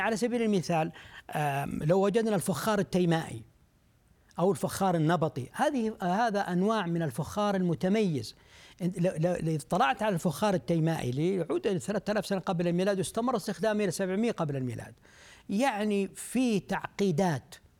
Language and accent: Arabic; Saudi Arabia; عندنا في المملكة العربية السعودية